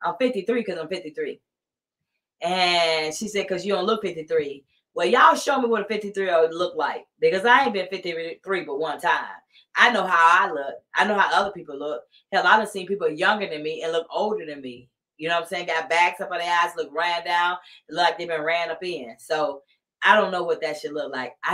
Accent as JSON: {"language": "English", "region": "Southern United States", "country": "United States", "said": "Like I'm from the South and I'm 53 years old and I still say yes, ma'am, no, ma'am, yes, sir, no, sir"}